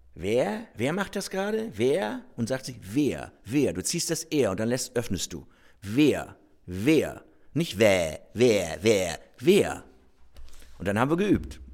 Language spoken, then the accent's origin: German; Rostock, Mecklenburg-Vorpommern, Germany; accent: Norddeutsch; geboren in Rostock 1969